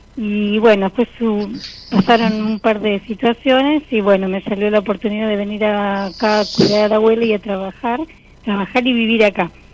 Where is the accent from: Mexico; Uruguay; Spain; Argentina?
Argentina; Rosario, Santa Fe; De Rosario